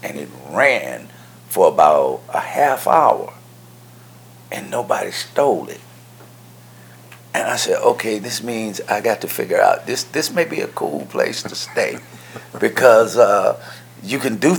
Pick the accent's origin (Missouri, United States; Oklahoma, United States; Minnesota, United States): Missouri, United States; St. Louis; I am from St. Louis, Missouri. I'm from the Lou.